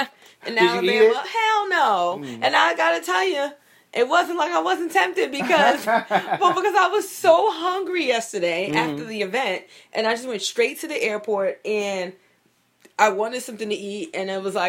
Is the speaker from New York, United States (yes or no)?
yes; New York City, New York, United States; I grew up in Bed-Stuy, so I went to some black-ass schools.